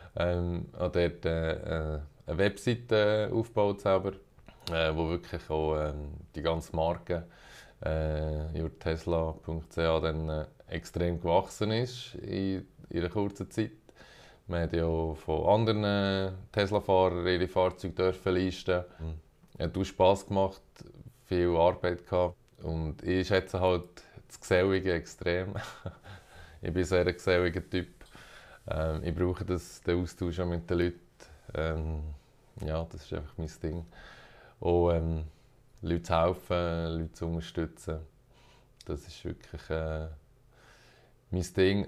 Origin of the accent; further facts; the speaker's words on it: Bern, Switzerland; moved away as an adult; now in Zürich, Switzerland; Ich komme ursprünglich aus Bern, aber wohne schon ein Moment in Zürich